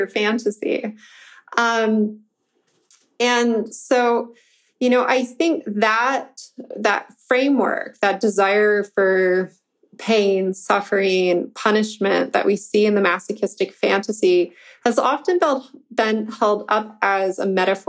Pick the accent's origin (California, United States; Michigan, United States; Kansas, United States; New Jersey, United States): Michigan, United States; I'm from Michigan